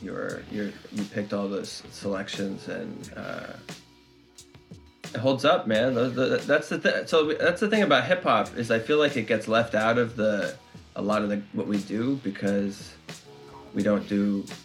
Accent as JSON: {"language": "English", "region": "New York", "country": "United States", "said": "I'm from New York"}